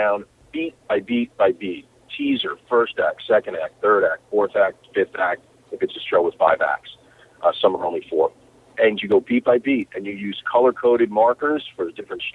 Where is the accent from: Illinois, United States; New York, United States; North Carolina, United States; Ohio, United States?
New York, United States; born or raised there; moved away